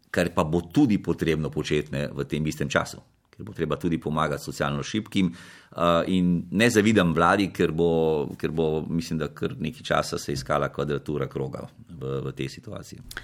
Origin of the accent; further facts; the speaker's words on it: Slovenia; Slovenci smo